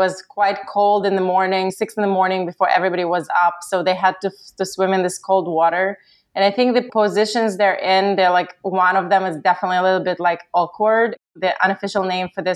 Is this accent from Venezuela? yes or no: no; Ukraine; moved away; I'm originally from Ukraine